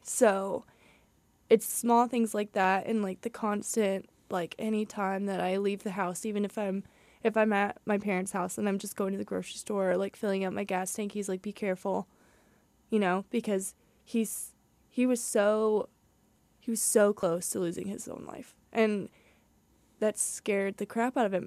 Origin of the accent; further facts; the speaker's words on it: Southern Indiana, United States; moved away as an adult; I'm from Southern Indiana, so it's a lot hillier, um, than around here at H U